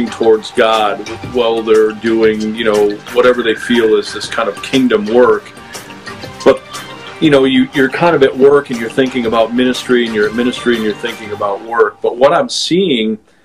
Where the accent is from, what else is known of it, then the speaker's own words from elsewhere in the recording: New York, United States; now in Fort Mill, United States; I'm a New Yorker